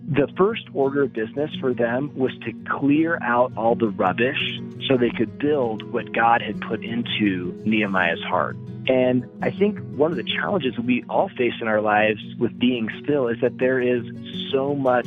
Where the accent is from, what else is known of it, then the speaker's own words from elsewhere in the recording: Seattle, Washington, United States; moved away; also born or lived in San Francisco / Colorado; I was born in San Francisco, grew up in Seattle